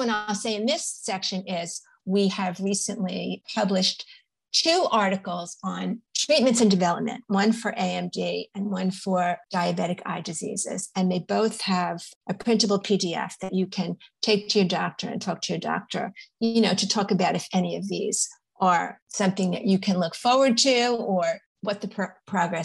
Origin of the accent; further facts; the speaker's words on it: New York, United States; I'm a New Yorker and a New York Times reader.